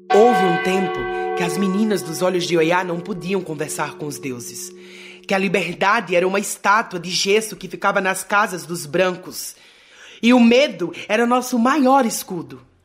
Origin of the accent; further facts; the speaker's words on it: Brazil; nós somos brasileiras